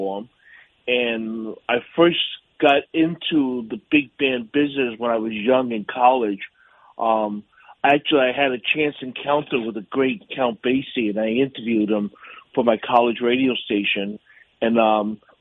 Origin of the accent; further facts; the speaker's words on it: New York City, New York, United States; also born or lived in Pittsburgh, Pennsylvania; I'm a native New Yorker. I grew up in Yorkville on the Upper East Side